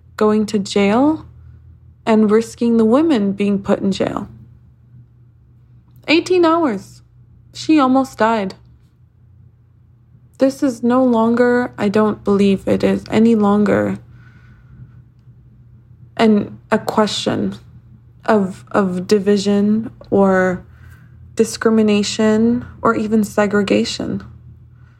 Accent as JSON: {"language": "English", "country": "United States", "said": "I, as an American woman"}